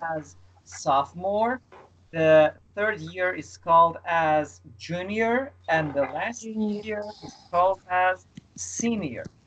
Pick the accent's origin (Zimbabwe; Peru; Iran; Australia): Iran; now in Istanbul, Turkey; I am from Iran. I live in Istanbul